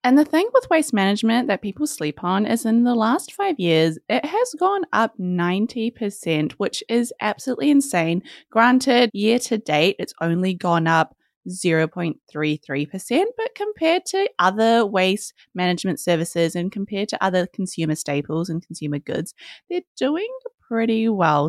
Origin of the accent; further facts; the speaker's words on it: New Zealand; we're from New Zealand